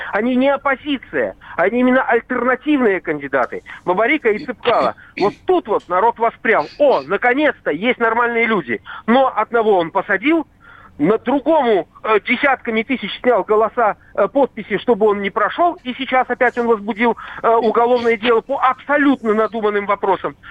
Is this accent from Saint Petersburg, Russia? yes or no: yes; Saint Petersburg, Russia; now in Belarus; Я уроженец Ленинграда